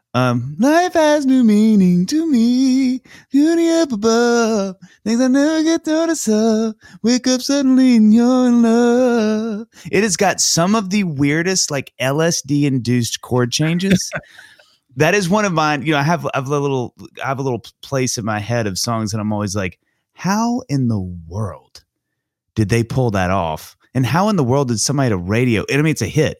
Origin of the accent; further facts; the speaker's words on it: Mississippi, United States; I grew up in Mississippi